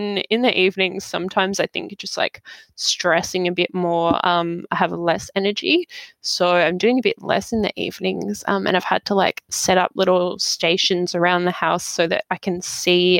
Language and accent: English; Australia; I grew up in Australia.